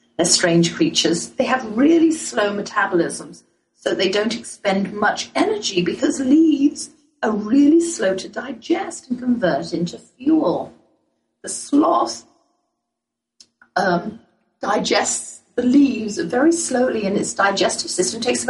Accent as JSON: {"language": "English", "region": "England", "country": "United Kingdom", "accent": "English", "moved": "yes", "lives_now": "United States", "said": "my boldest English accent"}